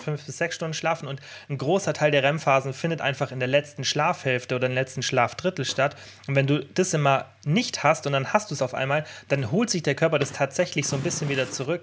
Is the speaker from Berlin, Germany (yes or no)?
no; Bavaria, Germany; bei uns in Deutschland, ich meine bei uns in Bayern